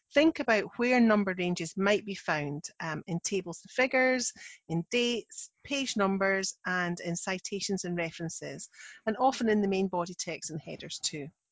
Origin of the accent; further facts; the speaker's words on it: Scotland, United Kingdom; I'm the Scottish one